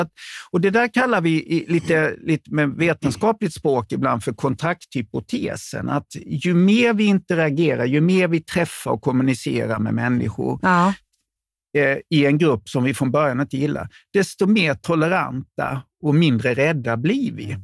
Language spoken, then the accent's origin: Swedish; Småland, Sweden; ni träffar mig som smålänning